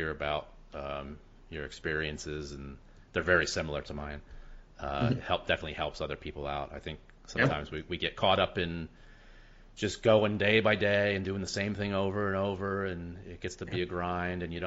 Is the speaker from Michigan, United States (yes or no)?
no; Easton, Pennsylvania, United States; also born or lived in Center Valley; I grew up in Easton. Really stayed here